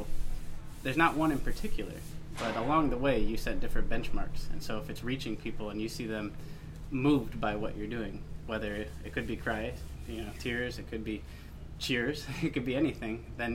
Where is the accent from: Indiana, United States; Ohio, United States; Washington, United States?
Ohio, United States; I grew up in Ohio